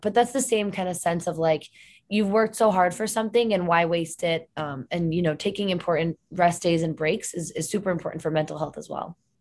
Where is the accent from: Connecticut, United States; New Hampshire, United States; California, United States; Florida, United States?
Connecticut, United States; moved away; I'm originally from Connecticut